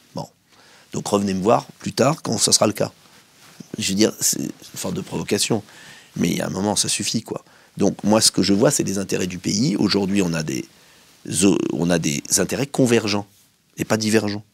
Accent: France; also born or lived in Essonne; moi je suis français

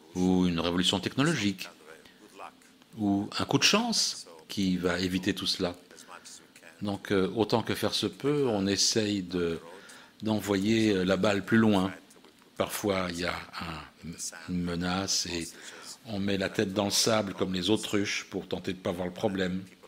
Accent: Milan, Lombardy, Italy; moved away as an adult; also born or lived in Istanbul, Turkey / Tehran, Iran / Tel Aviv, Israel / United States; à l'âge de quatre ans, nous avons émigré vers Milan, en Italie, où nous nous sommes installés. J'ai grandi là-bas.

